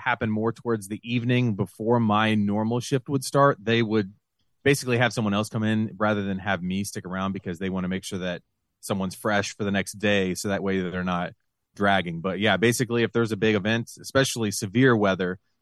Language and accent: English; Western Ohio, United States; also born or lived in Lima, Ohio / Fort Wayne, Indiana / Dayton, Ohio; I grew up out in Western Ohio, out on a farm